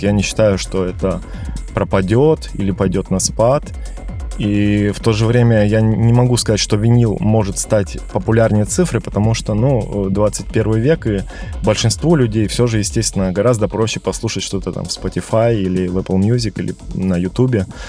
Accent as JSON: {"language": "Russian", "town": "Omsk", "region": "Omsk Oblast", "country": "Russia", "moved": "yes", "lives_now": "Moscow, Russia", "said": "я вообще из Сибири, из Омска"}